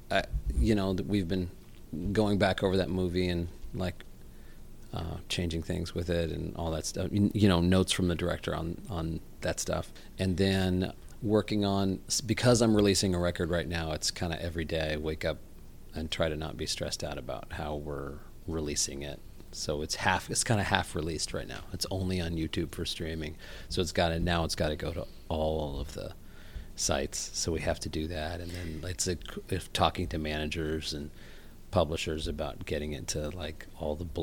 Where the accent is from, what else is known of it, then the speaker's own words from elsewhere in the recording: Houston, Texas, United States; accent: non-regional; I grew up in Houston, Texas.